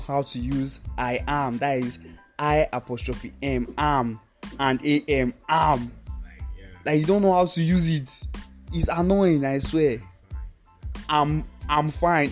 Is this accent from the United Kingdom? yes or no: no; Nigeria; As a Nigerian guy